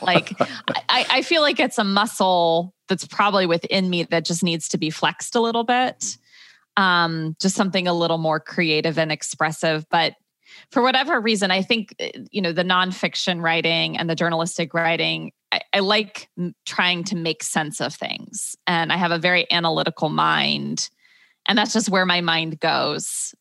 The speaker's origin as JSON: {"language": "English", "town": "Dayton", "region": "Ohio", "country": "United States", "tie": "born or raised there", "also_born_or_lived": "Michigan / Chicago", "moved": "as an adult", "lives_now": "Brooklyn, United States", "said": "I grew up in Dayton, Ohio"}